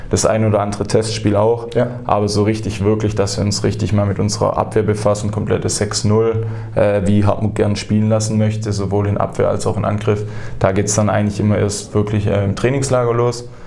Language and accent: German; Heilbronn, Baden-Württemberg, Germany; Also ich komme äh, direkt aus Holkheim, bin, bin in Heilbronn geboren, das werden wahrscheinlich ein paar Leute